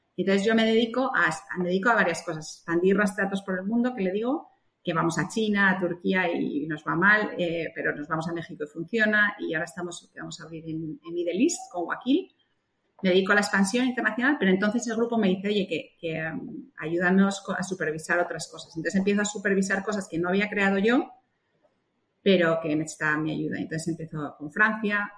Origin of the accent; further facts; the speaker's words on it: Spain; moved away; cuando llegué a España, otra vez, en mi país, que estaba cómoda